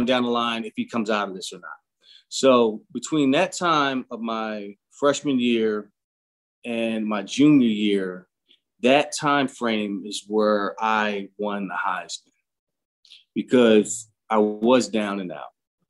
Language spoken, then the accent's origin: English; Philadelphia, Pennsylvania, United States; I grew up in Philadelphia